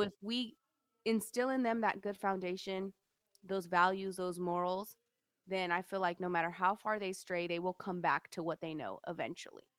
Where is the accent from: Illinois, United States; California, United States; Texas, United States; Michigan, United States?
California, United States; Sacramento; also born or lived in Galt, California; I grew up in North Highlands, um, Sacramento, which is a really, like, ghetto, hood area